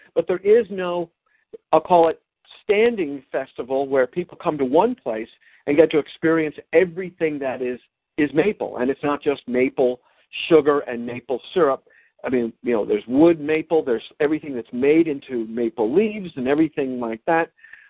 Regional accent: New York, United States; also born or lived in Washington, D.C.; now in Vermont, United States; I'm a Flatlander from the Washington, D.C. area, but mostly in my life from the New York metropolitan area

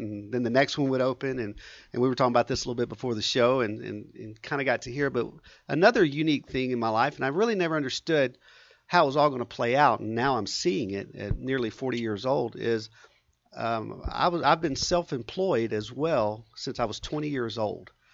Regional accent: Southeast Texas, United States; also born or lived in San Antonio, Texas; I grew up in Southeast Texas, so I'm, um, Texas through and through.

